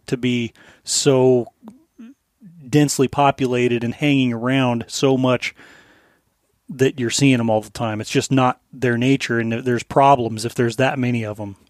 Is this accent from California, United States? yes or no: no; Colorado, United States; now in Alaska, United States; growing up in Colorado